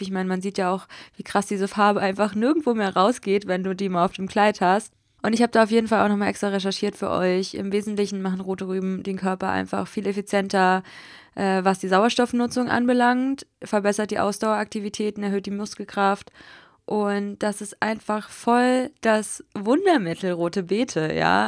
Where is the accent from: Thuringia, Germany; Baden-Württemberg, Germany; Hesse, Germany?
Hesse, Germany; moved away as an adult; also born or lived in Berlin; jetzt wohne ich einfach in Hessen, dort wo ich auch aufgewachsen bin, dort in der Nähe